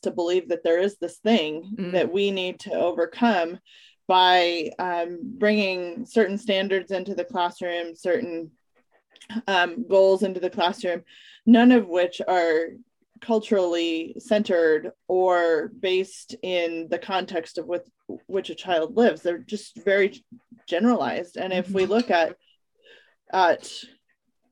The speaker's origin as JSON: {"language": "English", "region": "Colorado mountains", "country": "United States", "tie": "born or raised there", "also_born_or_lived": "Alaska", "moved": "yes", "lives_now": "Washington, United States", "said": "I grew up in the Colorado mountains"}